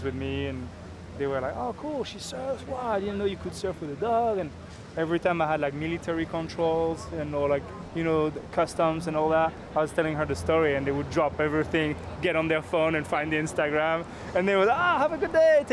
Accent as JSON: {"language": "English", "country": "France", "tie": "born or raised there", "moved": "as an adult", "lives_now": "Hawaii, United States", "said": "I was born in Hawaii, but I grew up in France"}